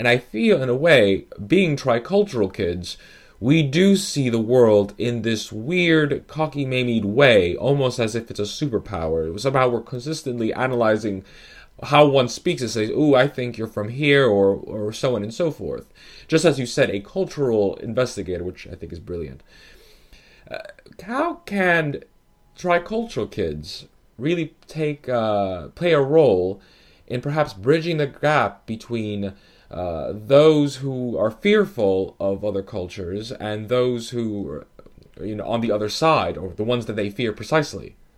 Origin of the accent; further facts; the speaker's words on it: New York, United States; now in London, United Kingdom; I happen to be, uh, Italian and Dominican, but born in New York